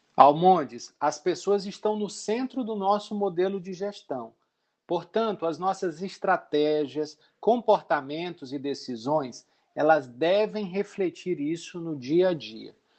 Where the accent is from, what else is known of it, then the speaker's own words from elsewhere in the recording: Maranhão, Brazil; sou maranhense, sou casado